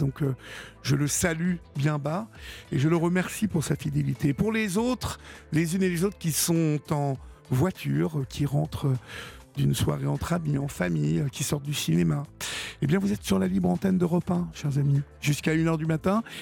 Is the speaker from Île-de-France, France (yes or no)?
yes; Paris, Île-de-France, France; je suis parisien, je suis parisien.